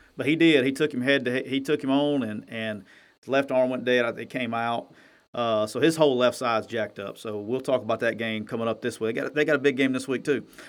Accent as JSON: {"language": "English", "region": "Alabama", "country": "United States", "moved": "yes", "lives_now": "Mississippi, United States", "said": "I'm from Alabama and I live in Mississippi."}